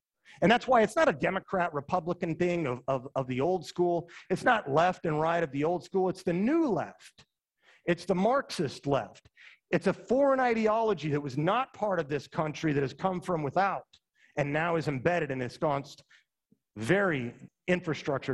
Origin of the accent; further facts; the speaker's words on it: Utah, United States; moved away as an adult; I'm from Utah